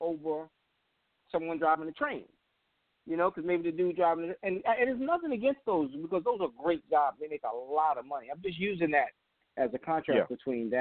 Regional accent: New York, United States; now in Washington, D.C., United States; being from New York

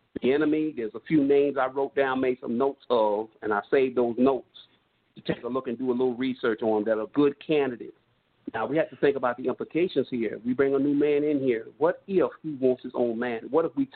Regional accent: New York City, New York, United States; now in North Carolina, United States; I'm from New York, Brooklyn, New York, even though I'm currently calling you from North Carolina.

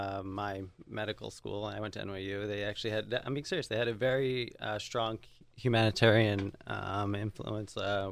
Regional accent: Long Island, New York, United States; also born or lived in Michigan; I'm originally from New York, from Long Island. I went to University of Michigan for undergrad, studied biopsychology, then came back to New York for medical school at NYU, and I'm here now for training and residency.

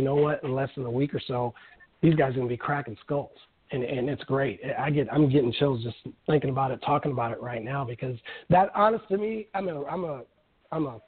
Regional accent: Omaha, Nebraska, United States; I'm from Omaha, Nebraska

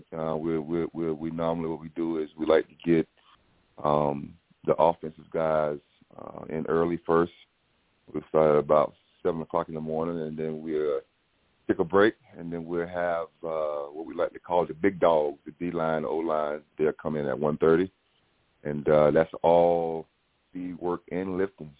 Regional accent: Bamberg, South Carolina, United States; moved away; my hometown in Bamberg

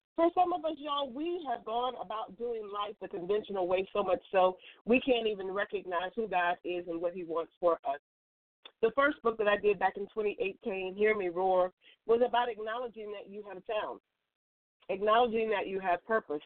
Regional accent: West Point, Virginia, United States; moved away; West Point is where I grew up as a child

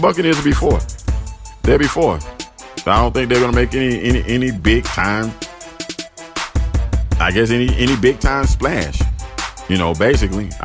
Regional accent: Florida, United States; my home state of Florida.

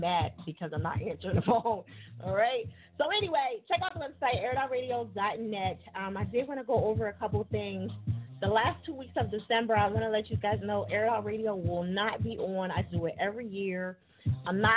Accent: New Jersey, United States; I am from Jersey.

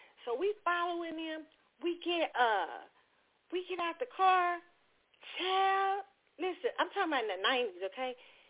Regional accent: Kansas City, Missouri, United States; born or raised there; moved away

